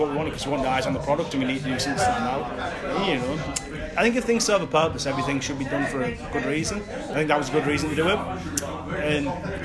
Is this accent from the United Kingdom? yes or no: yes; Hartlepool, North East England, United Kingdom; I'm originally from Hartlepool